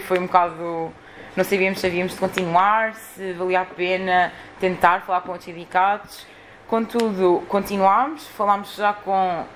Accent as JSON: {"language": "Portuguese", "region": "Lisbon", "country": "Portugal", "said": "eu sou de Lisboa"}